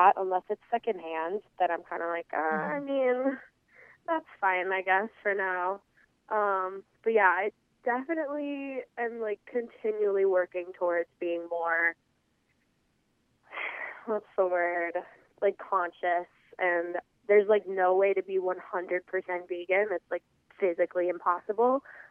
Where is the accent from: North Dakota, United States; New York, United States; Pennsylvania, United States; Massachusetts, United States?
North Dakota, United States; I am from North Dakota.